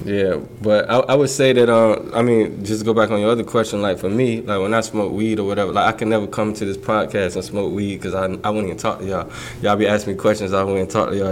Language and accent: English; Portsmouth, Virginia, United States; moved away as an adult; now in London, United Kingdom; That's Portsmouth. That's why I was raised